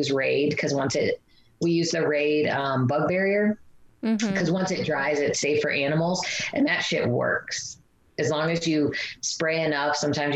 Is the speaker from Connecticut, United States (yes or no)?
no; Illinois, United States; growing up in Illinois